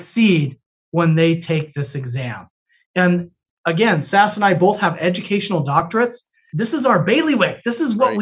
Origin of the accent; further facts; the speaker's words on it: Utah, United States; moved away; I'm from Utah originally